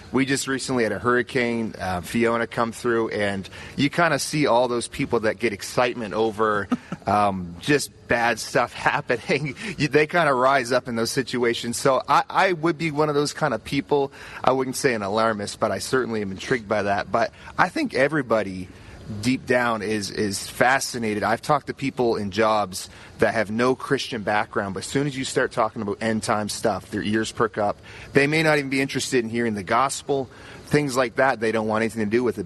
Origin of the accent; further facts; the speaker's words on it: Halifax, Nova Scotia, Canada; I'm from Nova Scotia, Canada, Halifax, and uh, you know I work there as a youth pastor.